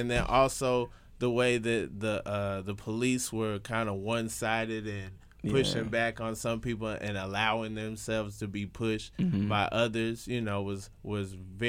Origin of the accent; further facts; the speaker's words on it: Atlanta, Georgia, United States; I'm from Atlanta. You know what I'm saying? like that's Home Depot town.